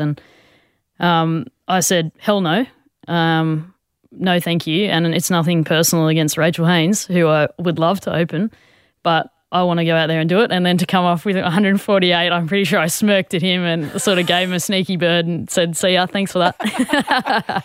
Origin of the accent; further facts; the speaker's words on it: Australia; a lot of us as Aussie players